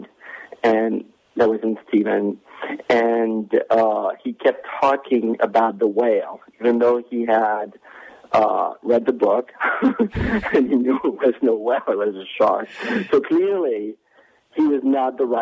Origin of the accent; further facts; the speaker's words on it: France; moved away; when I was growing up in France